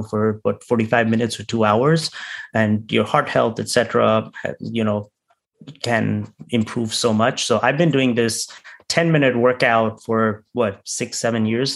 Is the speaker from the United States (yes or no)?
no; India; I'm from India